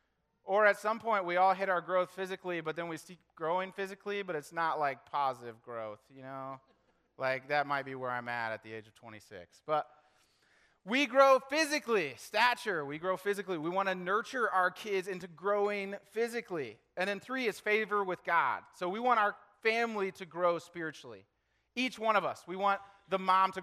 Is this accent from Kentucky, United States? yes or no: yes; Lexington, Kentucky, United States; I was born in Lexington, Kentucky